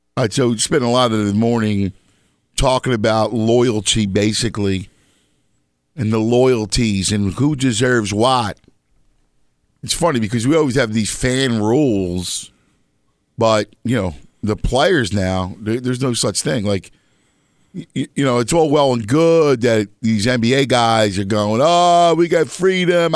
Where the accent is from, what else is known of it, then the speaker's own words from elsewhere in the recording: Philadelphia, Pennsylvania, United States; moved away; also born or lived in Chicago / New York; I'm from, obviously, Philadelphia, and I lived elsewhere, Chicago, New York.